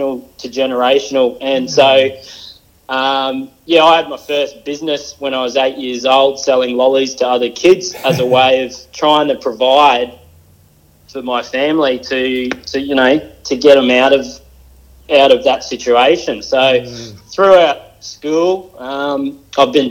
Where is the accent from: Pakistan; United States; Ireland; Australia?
Australia; Mackay, Queensland; I was born in Mackay in Queensland